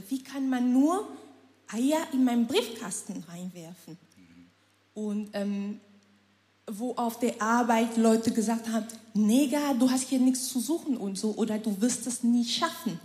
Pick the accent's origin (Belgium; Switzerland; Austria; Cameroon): Cameroon; moved away as an adult; now in Germany; Ich komme aus Kamerun, ähm, lebe seit November